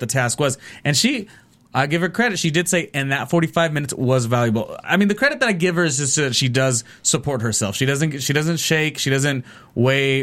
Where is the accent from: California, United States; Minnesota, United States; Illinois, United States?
California, United States; near Carson High School; we're from Carson High School, which is a high school that was near where I grew up.